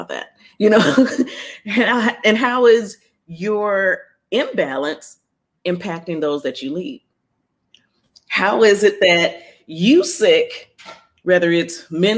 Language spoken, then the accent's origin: English; Ohio, United States; moved away as an adult; also born or lived in Columbus, Ohio; now in Los Angeles, United States; I'm from Ohio. I'm now in LA, downtown Los Angeles.